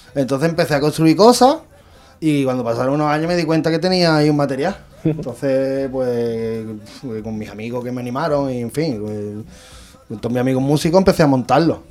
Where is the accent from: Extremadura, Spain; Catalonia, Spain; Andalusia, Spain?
Andalusia, Spain; Benagalbón; born or raised there